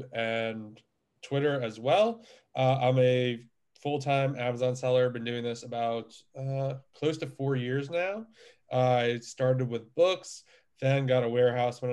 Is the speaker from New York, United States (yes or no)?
yes; New York, United States; now in Pennsylvania, United States; I'm originally from New York. I live in Pennsylvania now